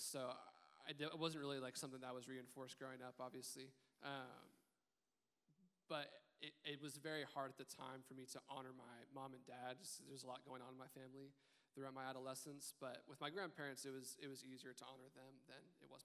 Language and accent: English; Richardson, Texas, United States; I grew up in Richardson, Texas, just north of Dallas, and I didn't grow up in the church.